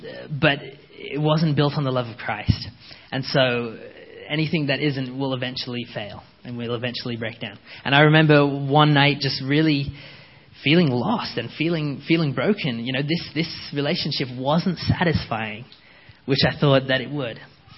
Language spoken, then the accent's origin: English; Canada; also born or lived in England; So I grew up, we came from England in 98 and came to Canada.